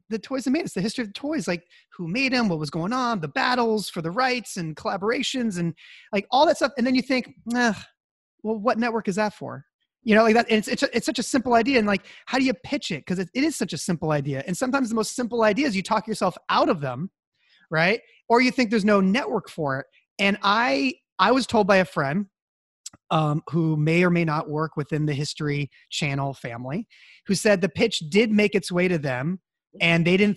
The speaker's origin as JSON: {"language": "English", "town": "Santa Cruz", "region": "California", "country": "United States", "tie": "born or raised there", "said": "not far from my hometown of Santa Cruz"}